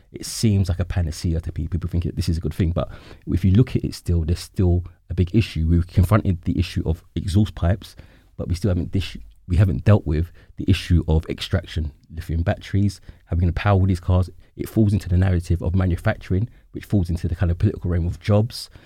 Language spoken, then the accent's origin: English; London, United Kingdom; as a Londoner, I know definitely where I'm from